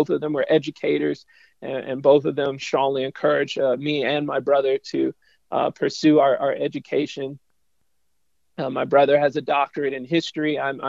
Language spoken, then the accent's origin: English; Houston, Texas, United States; moved away as an adult; also born or lived in Berrien Springs, Michigan; I'm a Black man and I grew up in the Deep South. I'm from Texas.